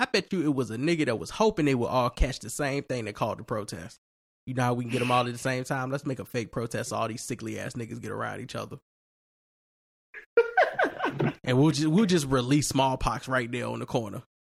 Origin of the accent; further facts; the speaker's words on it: New York, United States; I'm from New York, vaccinated.